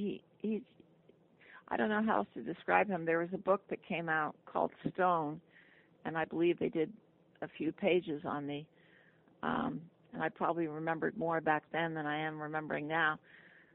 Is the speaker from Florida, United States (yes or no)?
no; New York, United States; moved away as an adult; also born or lived in Los Angeles; I was from New York and I was bored in L.A.